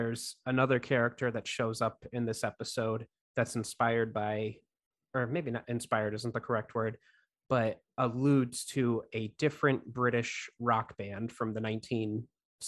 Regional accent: Northeastern Pennsylvania, United States; I'm from Northeastern Pennsylvania, so I've always considered, like, geographically where I live, more of a East Coast.

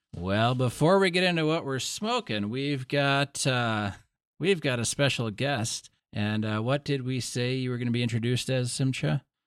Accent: Wisconsin, United States; also born or lived in Oklahoma; I'm from Wisconsin

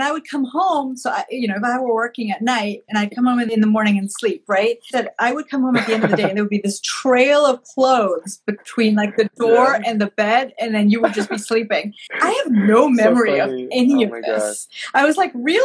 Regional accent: Malawi; moved away as an adult; now in United States; I grew up in Malawi, which is a small landlocked country in sub-Saharan Africa.

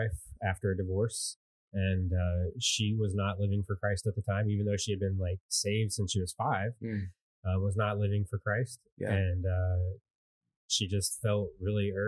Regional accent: Virginia, United States; I grew up in Virginia

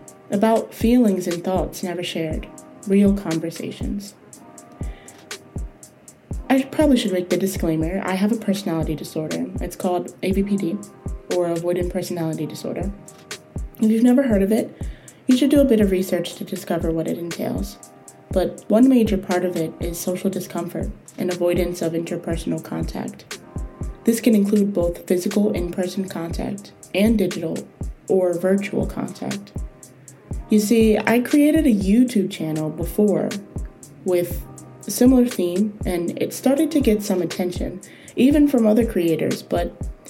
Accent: United States; I am a 20-something-year-old woman, born and raised in the United States.

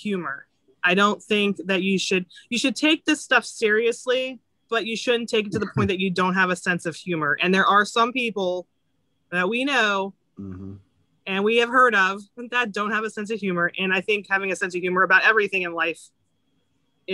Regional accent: Florida, United States; I grew up in Florida and Tampa was my team

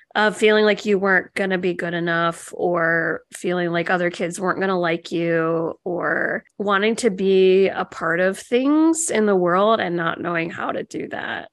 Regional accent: Illinois, United States; moved away as an adult; now in Maryland, United States; I'm from Illinois and I lived there my whole life. I moved here when I was 26

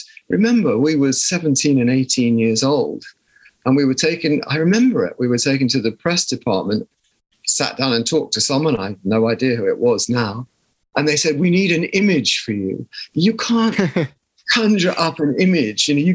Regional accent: South of England, United Kingdom; accent: posh; we came from the South

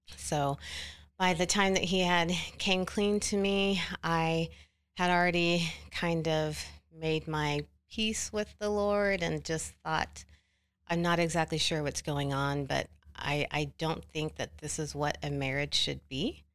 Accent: Oklahoma City, Oklahoma, United States; I am from Oklahoma City.

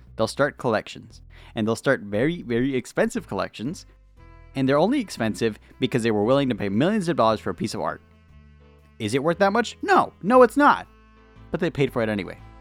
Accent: United States; I'm an American

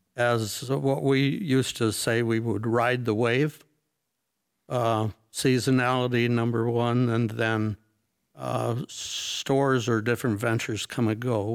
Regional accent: North Muskegon, Michigan, United States; I grew up, uh, North Muskegon area.

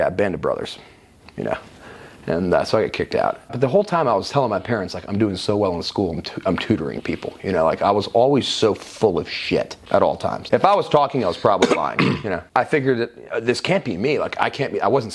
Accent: Roswell, Georgia, United States; also born or lived in West Palm Beach, Florida / Wellington, Florida; We moved to Atlanta when I was 5, specifically Roswell

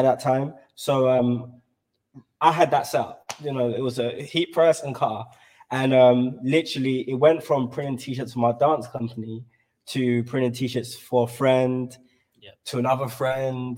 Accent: London, United Kingdom; I'm from South London

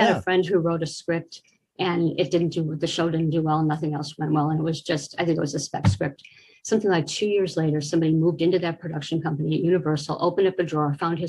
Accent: Orange, California, United States; also born or lived in Chicago; I was born in Chicago and I grew up in the city of Orange.

